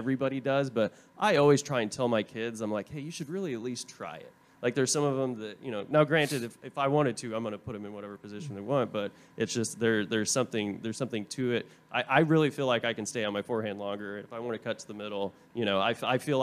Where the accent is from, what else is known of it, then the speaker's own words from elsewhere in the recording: Tulsa, Oklahoma, United States; also born or lived in Vermont; now in Texas, United States; I'm from Tulsa, Oklahoma, originally